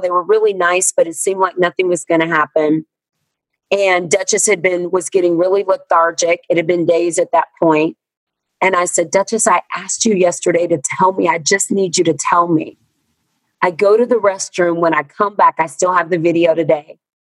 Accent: the South, United States; born there; I was born Black and in America and in the South in the 70s

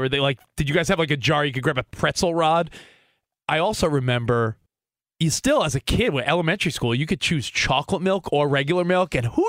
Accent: Long Island, New York, United States; I grew up on Long Island.

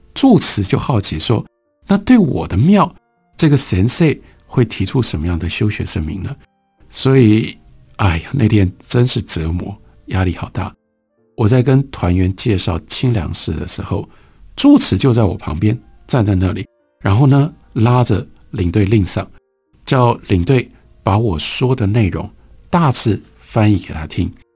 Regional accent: Taiwan; 因为我是一个台湾人

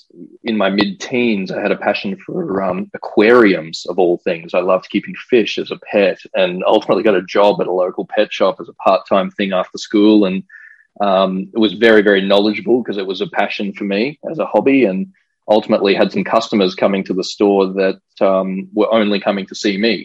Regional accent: Brisbane, Queensland, Australia; growing up in Australia

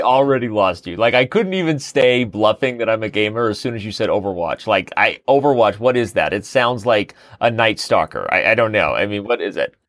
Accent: Mesa, Arizona, United States; also born or lived in Colorado; I was born in Mesa, Arizona, raised in Mesa, Arizona, and lived in Mesa, Arizona

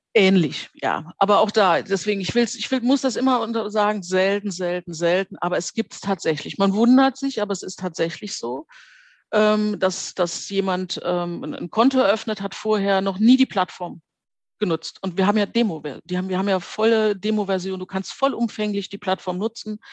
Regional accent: Trier, Rhineland-Palatinate, Germany; moved away as an adult; wollte ich dann wieder nach Trier zurück. Das ist ja meine Geburtsstadt

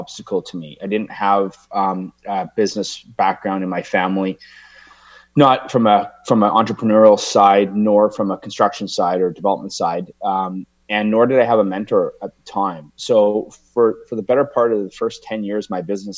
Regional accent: Victoria, British Columbia, Canada; also born or lived in Edmonton, Alberta, Canada; So I moved to Victoria from Edmonton with my mom and my brother my mom and my dad had separated in 1983. So I was 11 years old.

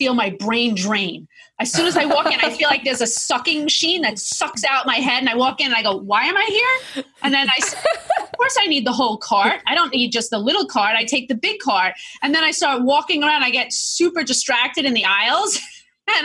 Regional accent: Long Island, New York, United States; I'm a New Yorker

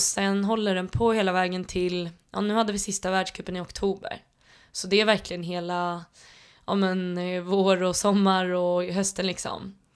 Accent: Tullinge, Stockholm County, Sweden; jag är uppväxt ute i Tullinge

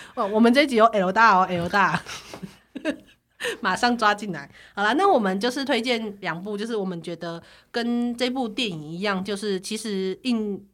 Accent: Taiwan; 从小在台湾长大的我

